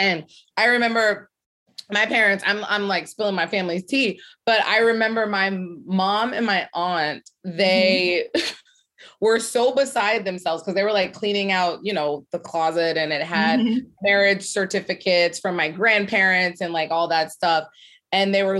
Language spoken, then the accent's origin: English; Ohio, United States; moved away as an adult; now in New York City, United States; I'm from Ohio. I went to Ohio State, which was a shock for me